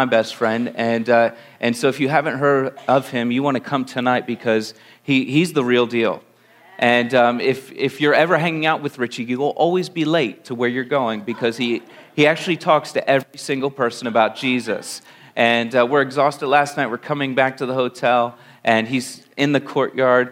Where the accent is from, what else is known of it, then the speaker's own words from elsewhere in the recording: Langhorne, Pennsylvania, United States; I'm born and raised in Pennsylvania. I came from right outside Philadelphia. I grew up in Lower Bucks County in a place called Langhorne, Pennsylvania.